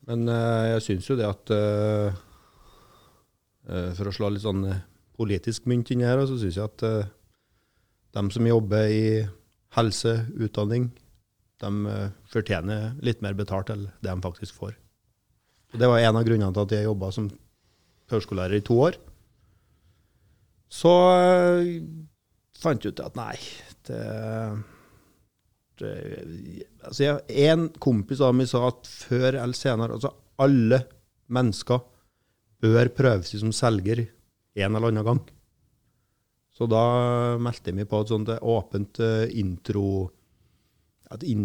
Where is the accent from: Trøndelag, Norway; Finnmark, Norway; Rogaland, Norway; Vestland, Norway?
Trøndelag, Norway; Røros; moved away; Jeg har jo eh, trådt mine barnesko på Røros. Barneskole, grunnskole, videregående.